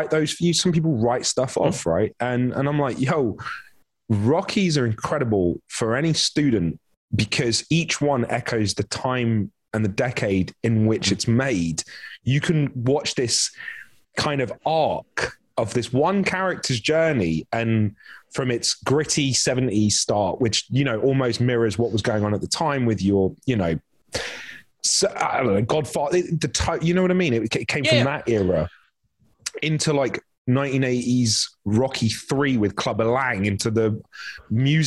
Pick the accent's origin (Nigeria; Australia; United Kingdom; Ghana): United Kingdom; London; moved away as an adult; also born or lived in Vancouver, Canada; now in Los Angeles, United States; London's the only place I'd ever been. I grew up there. I'm from Wembley